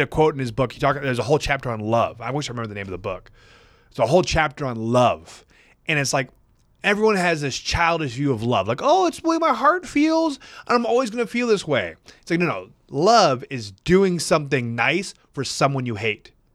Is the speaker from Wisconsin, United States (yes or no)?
yes; Wisconsin, United States; I'm from Midwest boy from Wisconsin